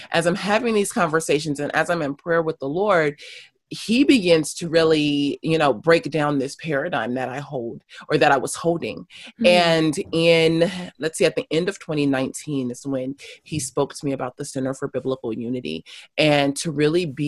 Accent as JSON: {"language": "English", "town": "Los Angeles", "region": "California", "country": "United States", "tie": "born or raised there", "also_born_or_lived": "South Africa", "said": "I am born and raised in Los Angeles South Los Angeles for the first 15, 16 years of my life, and then moved up to a suburb"}